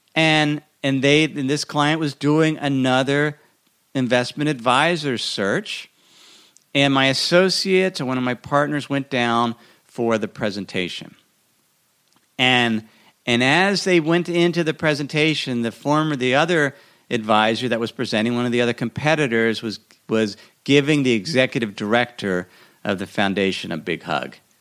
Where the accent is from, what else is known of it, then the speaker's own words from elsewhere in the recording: Idaho, United States; my hometown in Idaho